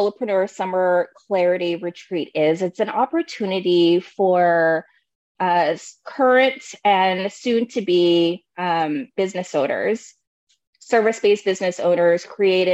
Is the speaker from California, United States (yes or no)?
yes; Bay Area, California, United States; now in Oregon, United States; I am also a Bay Area native, so I'm actually from California, but I currently reside here in Oregon